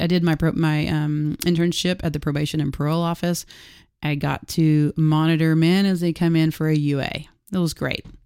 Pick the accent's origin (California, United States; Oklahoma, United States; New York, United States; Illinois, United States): Oklahoma, United States; Harrah; I grew up in Hera, Oklahoma